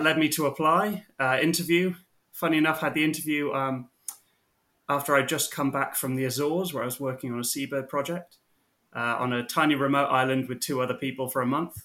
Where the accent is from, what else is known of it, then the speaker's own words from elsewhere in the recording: Mid Wales, United Kingdom; moved away as an adult; now in Kentucky, United States; I am from Mid Wales, rural Mid Wales.